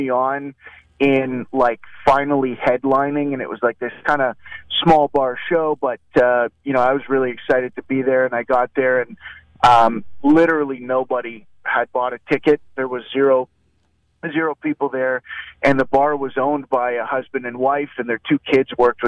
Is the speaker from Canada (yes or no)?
yes; Canada; I'm from Canada